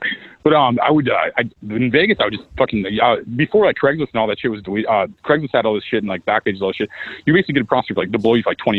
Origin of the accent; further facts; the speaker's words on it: Canada; Like, I'm from Canada. It's a country above America.